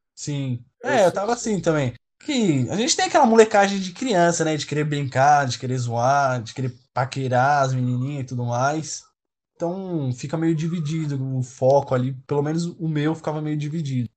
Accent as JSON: {"language": "Portuguese", "town": "Santo André", "region": "São Paulo", "country": "Brazil", "tie": "born or raised there", "also_born_or_lived": "Curitiba / Mogi das Cruzes", "said": "Eu nasci aqui em Santo André mesmo, porém é, eu passei a minha parte da infância em Curitiba"}